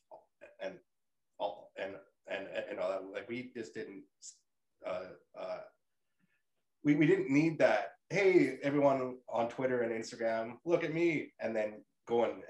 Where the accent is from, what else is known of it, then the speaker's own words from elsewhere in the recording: Canada; I'm from Canada